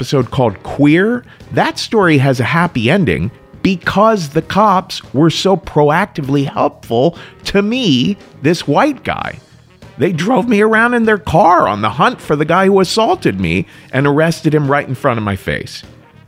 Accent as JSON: {"language": "English", "town": "Cincinnati", "region": "Ohio", "country": "United States", "tie": "born or raised there", "said": "my hometown, Cincinnati"}